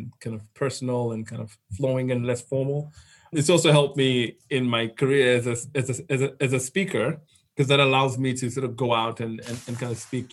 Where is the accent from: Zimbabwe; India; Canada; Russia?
Zimbabwe; moved away as an adult; also born or lived in London / Silicon Valley; I've born and raised in Zimbabwe.